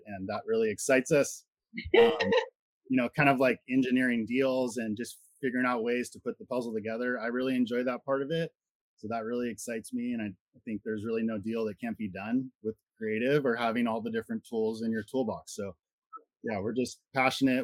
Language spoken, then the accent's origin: English; Santa Cruz, California, United States; we're from Santa Cruz, California.